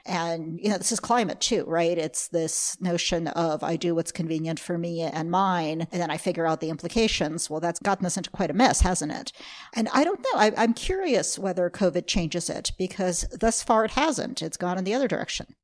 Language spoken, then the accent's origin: English; United States; really I'm American